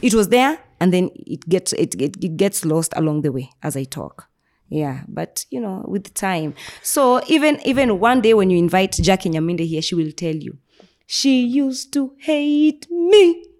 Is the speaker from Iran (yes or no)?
no; Nairobi, Kenya; I was raised in Nairobi